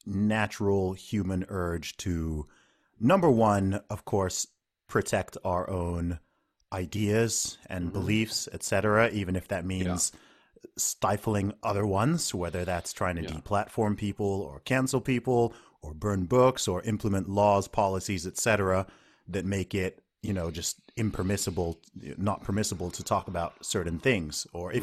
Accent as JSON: {"language": "English", "country": "Saudi Arabia", "tie": "born or raised there", "said": "So when I grew up in Saudi Arabia, if you went into the major cities, I don't think they still have this"}